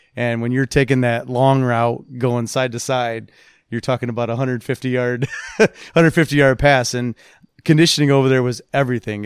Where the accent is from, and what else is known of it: South Bend, Indiana, United States; born or raised there; moved away as an adult; also born or lived in New Jersey / Scotland